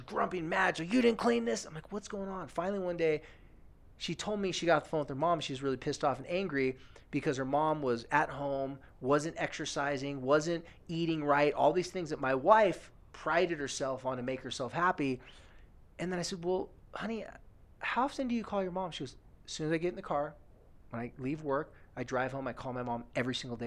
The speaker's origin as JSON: {"language": "English", "region": "California", "country": "United States", "tie": "born or raised there", "also_born_or_lived": "American Fork, Utah", "moved": "yes", "said": "my hometown in California"}